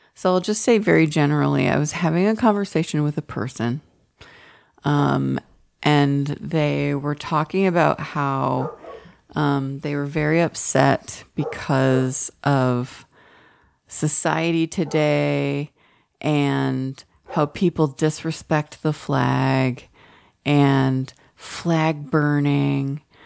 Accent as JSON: {"language": "English", "town": "Allen", "region": "Texas", "country": "United States", "tie": "born or raised there", "also_born_or_lived": "Oak Lawn", "moved": "yes", "said": "we grew up in Allen, or we, we went to Allen High School"}